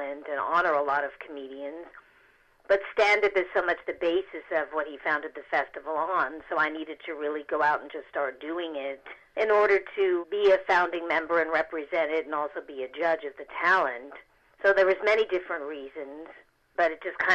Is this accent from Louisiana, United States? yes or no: no; Beverly Hills, California, United States; also born or lived in Seattle / New York / Hollywood; growing up on Crescent Drive in Beverly Hills in this ultra-haunted house